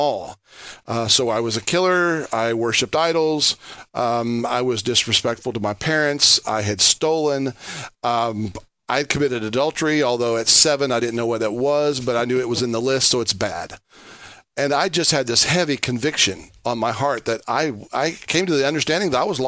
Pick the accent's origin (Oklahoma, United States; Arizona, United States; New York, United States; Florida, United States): Oklahoma, United States; Shawnee; I was raised in Oklahoma